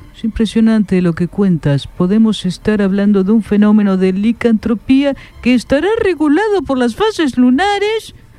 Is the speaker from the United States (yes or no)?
yes; United States; en mi país, los Estados Unidos de América